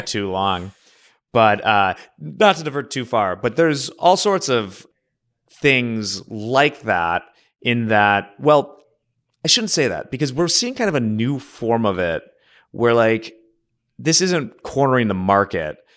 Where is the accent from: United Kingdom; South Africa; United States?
United States; Oak Park, Illinois; the high school in my hometown, Oak Park